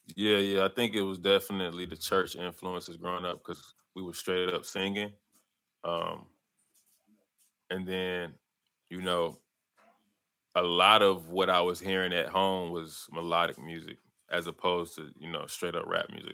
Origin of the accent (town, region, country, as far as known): Atlanta, Georgia, United States; born or raised there